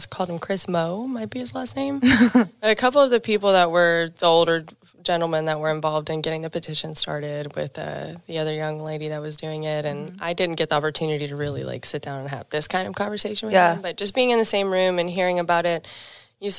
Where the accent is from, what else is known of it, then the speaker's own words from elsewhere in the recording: Panama; now in Oklahoma, United States; I'm from Panama